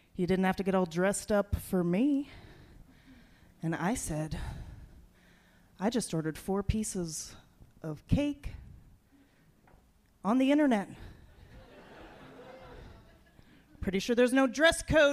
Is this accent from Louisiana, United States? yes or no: no; Washington, District of Columbia, United States; I was born in D.C.